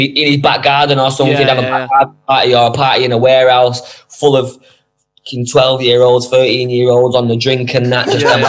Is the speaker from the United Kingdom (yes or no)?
yes; Manchester, North West England, United Kingdom; Yeah, I'm from Moston, New Moston. I was born in Moston.